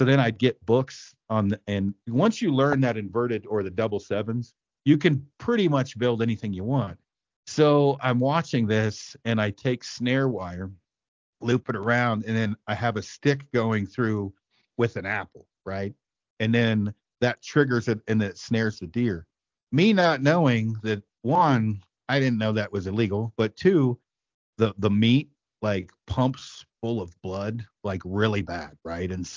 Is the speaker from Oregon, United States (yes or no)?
yes; Detroit, Oregon, United States; I'm from Detroit Lake, Oregon, and it's 200 people in the middle of the Cascades